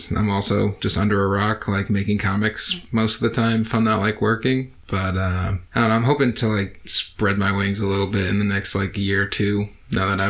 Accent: Connecticut, United States; moved away as an adult; also born or lived in Salem, Massachusetts; now in Providence, United States; I'm originally from Connecticut, so I've pretty much been in New England my whole life

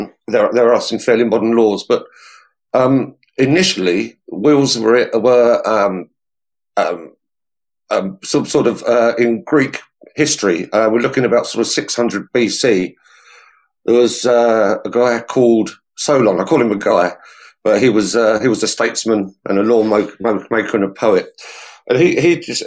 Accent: Hertfordshire, East of England, United Kingdom; moved away as an adult; also born or lived in London / Suffolk; now in Essex, United Kingdom; I grew up in Hertfordshire.

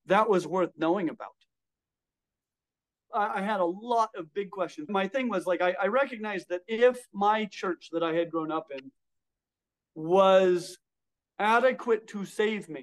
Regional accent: Colorado, United States; I grew up in Colorado.

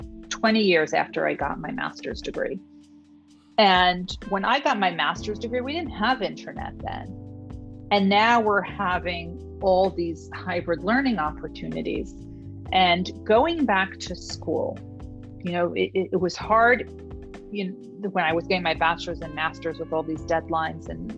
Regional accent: New York City, New York, United States; I'm from New York City. We are the culture capital.

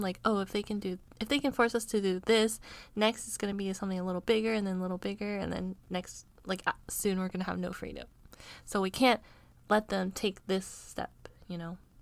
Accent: United States; being an American

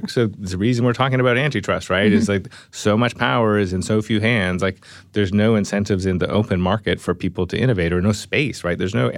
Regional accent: Canada; Yeah, I mean, I'm Canadian, right?

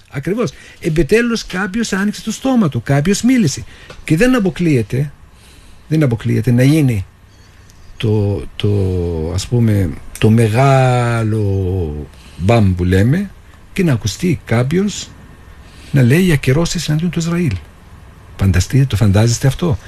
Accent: Jenin, West Bank, Palestine; moved away as an adult; now in Cyprus; Γεννήθηκα στη Δυτική Όχθη. Είμαι από την πόλη Τζινίν

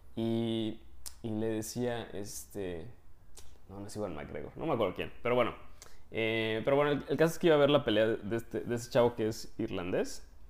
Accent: Mexico; moved away as an adult; now in Poland; somos mexicanos

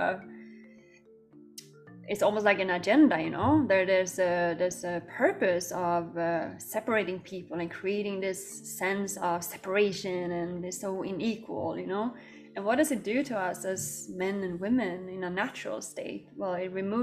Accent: Sweden; now in Bali, Indonesia; I grew up in Sweden

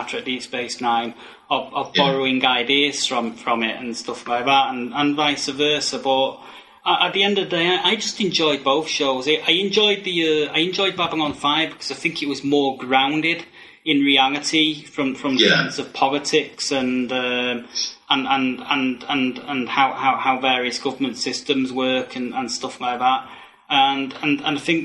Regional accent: United Kingdom; here in the UK

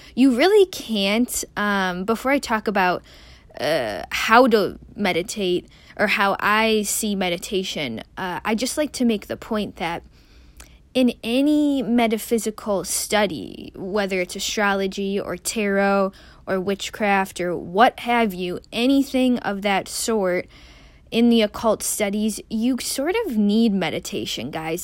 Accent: Midwest, United States; a Midwesterner, someone who grew up in the Midwest

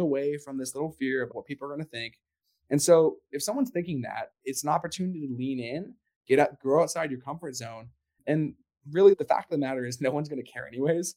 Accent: Canada; I'm from Canada

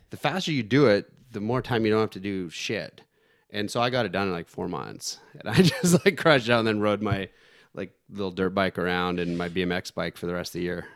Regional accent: Canada; I'm from Canada

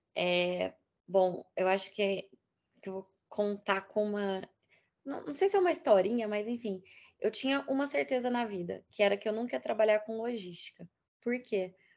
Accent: Minas Gerais, Brazil; Eu sou mineira

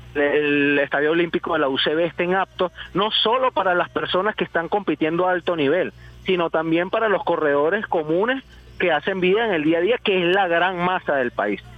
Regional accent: Venezuela; Nosotros siendo venezolanos

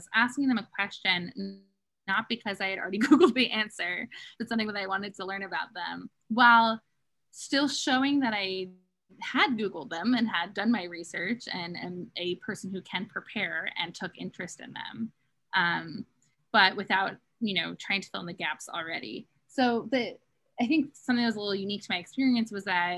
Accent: Philadelphia, Pennsylvania, United States; moved away; I was from Philadelphia

